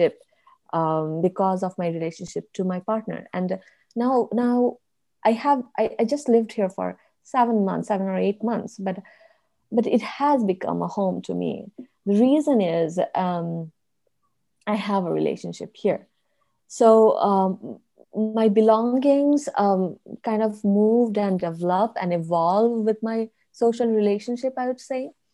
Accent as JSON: {"language": "English", "town": "Dhaka", "region": "Dhaka Division", "country": "Bangladesh", "tie": "born or raised there", "moved": "as an adult", "lives_now": "Hawaii, United States", "said": "I am from Bangladesh. I grew up in Dhaka."}